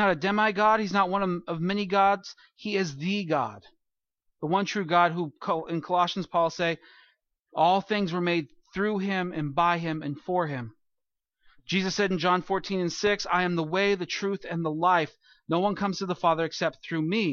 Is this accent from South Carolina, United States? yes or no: no; California, United States; moved away; growing up in California